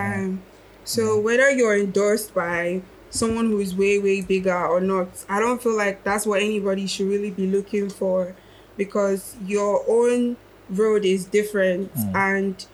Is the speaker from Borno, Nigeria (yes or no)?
no; Akwa Ibom, Nigeria; also born or lived in Lagos; I was born in Lagos, but I didn't grow up in Lagos. I grew up in the south of Nigeria, Akwa Ibom